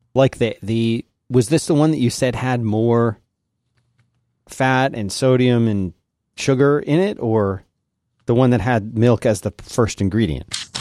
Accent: Philadelphia, Pennsylvania, United States; I grew up in, in Philadelphia

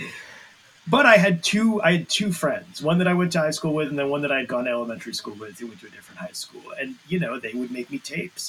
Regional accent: central Connecticut, United States; I grew up in uh, the like central Connecticut.

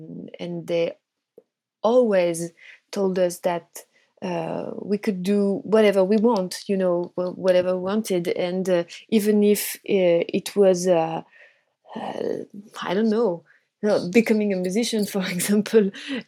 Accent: Brittany, France; Actually, I was living in the countryside, you know, in Brittany, in on the west coast of France. So I was really surrounded by nature, by water, and I had a really nice childhood

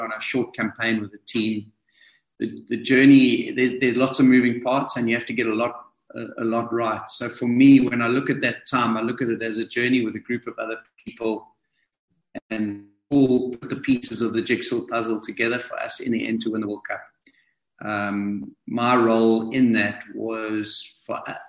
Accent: South Africa; me to come in as a South African

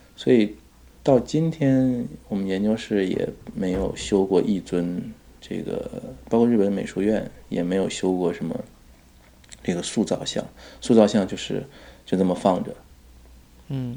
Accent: China; 因为我们是中国人，中文的文献你能读的比较多

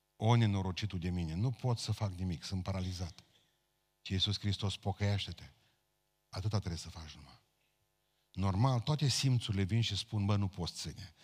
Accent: Romania; noi, ca români

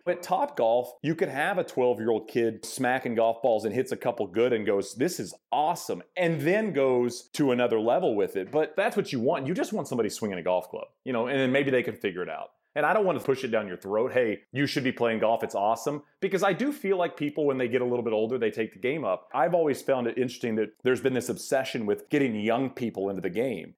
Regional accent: Texas, United States; moved away; also born or lived in Arizona / Connecticut; I grew up in Texas

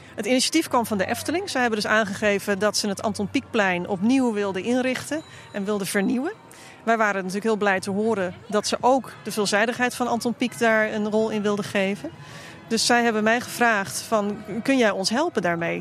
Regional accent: Haarlem, North Holland, Netherlands; ik ben geboren in Haarlem op de grens met Overveen.

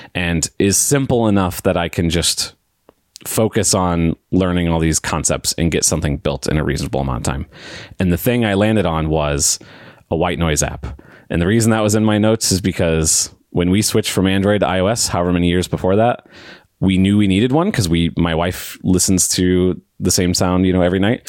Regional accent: St. Louis, Missouri, United States; I'm from Saint Louis, Missouri, uh, right smack dab in the middle of the U S

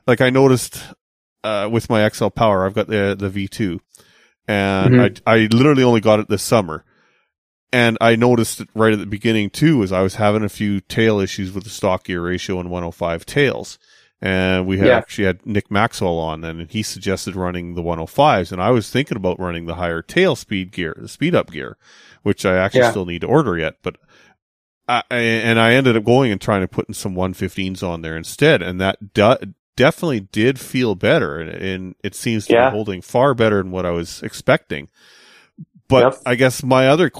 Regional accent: Kamloops, British Columbia, Canada; now in West coast, Canada; when I go out to my hometown of Kamloops

